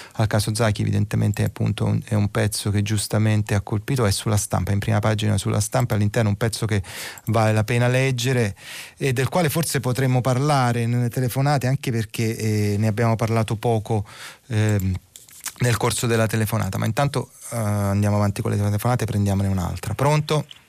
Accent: Naples, Campania, Italy; sono napoletano

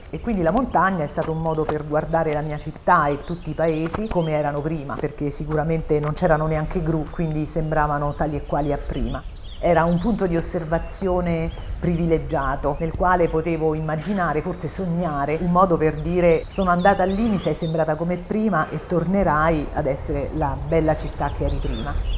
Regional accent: Avezzano, Abruzzo, Italy; now in L'Aquila, Italy; Sono nata ad Avezzano e Avezzano è eh, la cittadina abruzzese più famosa per il terremoto del 1915

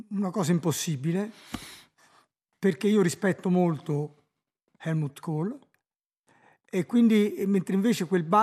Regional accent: Saarland, Germany; born there; Io sono nato in Ah, nel Saarland che nel 1930, che non era eh, ancora tedesca

